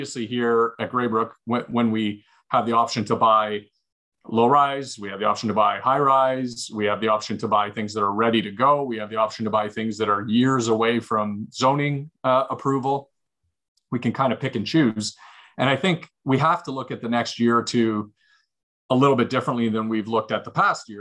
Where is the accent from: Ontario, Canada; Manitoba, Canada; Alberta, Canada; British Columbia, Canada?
Ontario, Canada; Hamilton; I grew up in Hamilton. It was a steel economy, right?